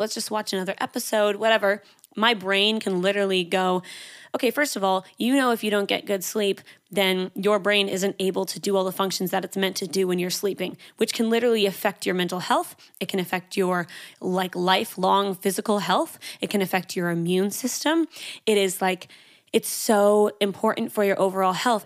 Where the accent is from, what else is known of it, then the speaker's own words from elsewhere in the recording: Canada; now in Sydney, Australia; I'm Canadian, so my accent can be a little bit crazy sometimes